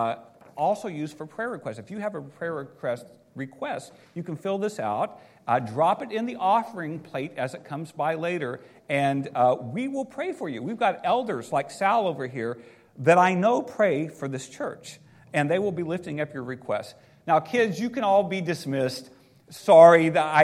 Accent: Seymour, Indiana, United States; moved away; I grew up in the Midwest in Indiana

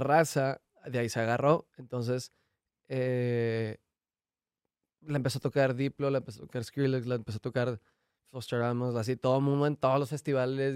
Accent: Mexico; uno como mexicano va a Estados Unidos y se regresa a México

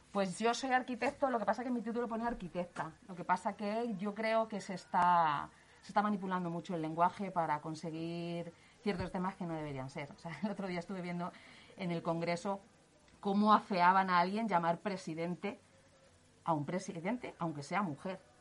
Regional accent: Leganés, Community of Madrid, Spain; es una persona de Leganés, nació en Leganés. Mi padre tenía aquí un negocio

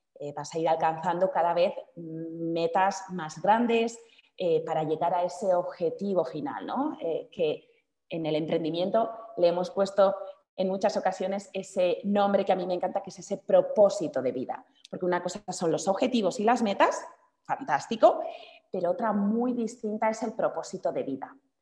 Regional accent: Basque Country, Spain; now in Madrid, Spain; mi ciudad natal, en el norte de España, en el País Vasco

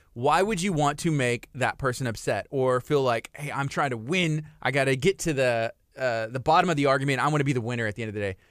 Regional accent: La Marque, Texas, United States; I grew up right here in Lamarck, Texas

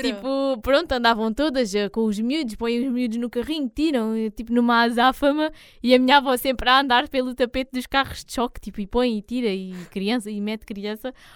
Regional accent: Algarve, Portugal

